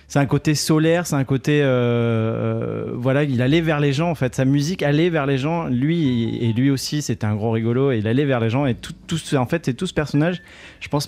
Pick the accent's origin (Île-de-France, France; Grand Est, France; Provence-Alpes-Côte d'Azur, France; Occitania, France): Occitania, France; Nîmes; Les sudistes, c'est nous les sudistes. Moi, je suis de Nîmes aussi.